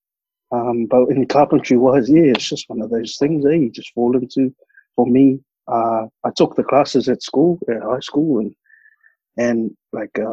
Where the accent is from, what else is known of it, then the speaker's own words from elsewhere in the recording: New Zealand; moved away as an adult; also born or lived in Melbourne, Australia / Perth, Australia; they were giving out free pre-trade courses back in my hometown